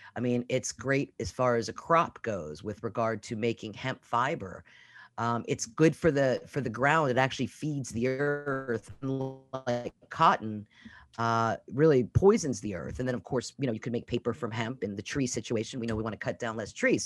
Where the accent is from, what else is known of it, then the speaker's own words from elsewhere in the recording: Pittsburgh, Pennsylvania, United States; moved away as an adult; also born or lived in Norfolk, Virginia / Virginia Beach, Virginia; I'm actually from Pittsburgh, Pennsylvania